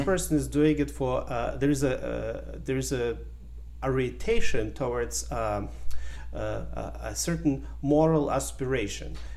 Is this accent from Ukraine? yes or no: yes; Ukraine; English is a second language; also born or lived in Germany / United States; now in Canada; I was born in Ukraine in a small village. Um, I grew up in partially in Ukraine, and in the 90s, my family moved to Germany